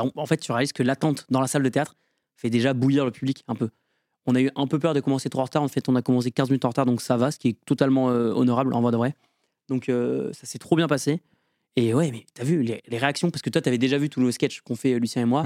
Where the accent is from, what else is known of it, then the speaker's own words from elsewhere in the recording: Lorraine, Grand Est, France; moved away as an adult; also born or lived in Metz; now in Villejuif, France; J'habite à Villejuif et je viens de Lorraine